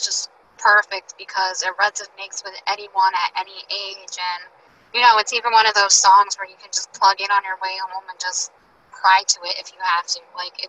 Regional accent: New Jersey, United States; I'm from New Jersey.

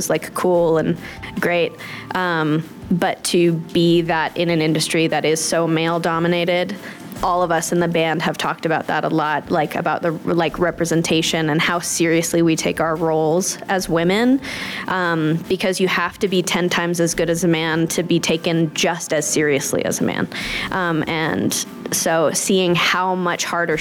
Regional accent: Los Angeles, California, United States; I play drums and I'm from Los Angeles, California

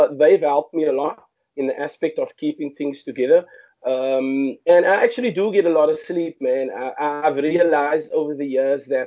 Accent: Cape Town, Western Cape, South Africa; I grew up in Mitchells Plain, which is a huge colored township in Cape Town.

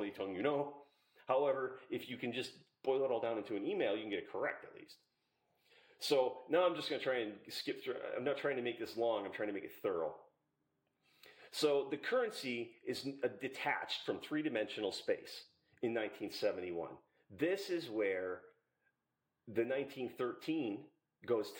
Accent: Little Valley, Pennsylvania, United States; I'm from Little Valley in Pennsylvania

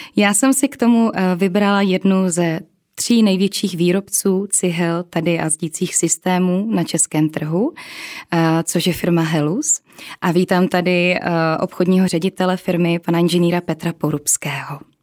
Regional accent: Czechia; my jsme Češi

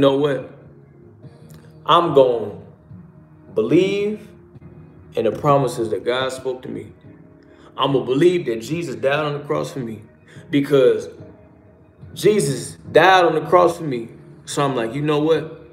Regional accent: Chicago, Illinois, United States; I'm from Chicago

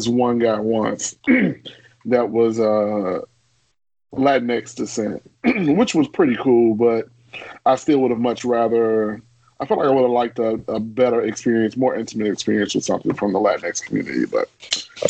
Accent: Chicago, Illinois, United States; growing up in Chicago is segregated as shit

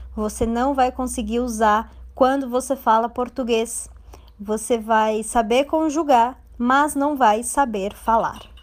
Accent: Brazil; Eu tenho certeza que eu sou brasileira, é um fato, e eu amo o Brasil, é uma verdade

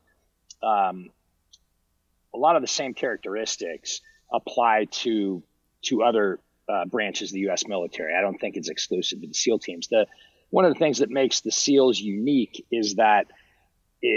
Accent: Huntington Beach, California, United States; moved away as an adult; also born or lived in Los Angeles / Washington, D.C.; I grew up in Southern California. I grew up in Huntington Beach and Newport Beach

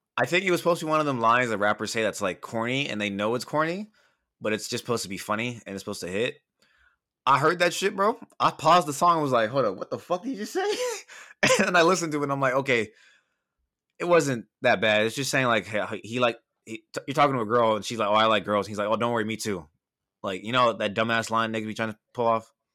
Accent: Bellflower, California, United States; I'm just a motherfucker from Bellflower

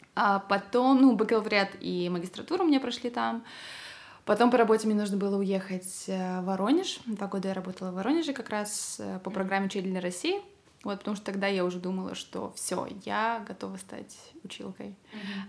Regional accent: Pavlodar, Pavlodar Region, Kazakhstan; born or raised there; moved away as an adult; also born or lived in Karaganda, Kazakhstan / Tomsk, Russia / Voronezh, Russia

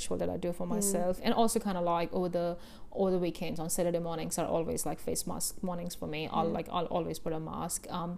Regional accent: India; I grew up in India, grew up in an Indian family.

